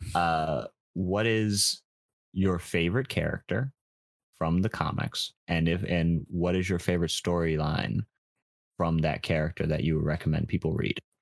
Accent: New York, United States; I'm from New York, so it's it's a very big baseball town

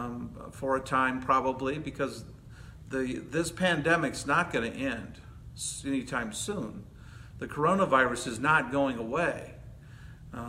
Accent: Hazel Park, Michigan, United States; moved away as an adult; also born or lived in Chicago area, Illinois; now in California, United States; I'm from Hazel Park.

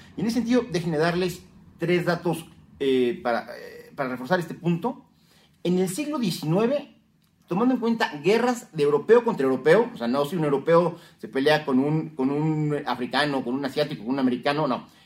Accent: Mexico; como mexicanos

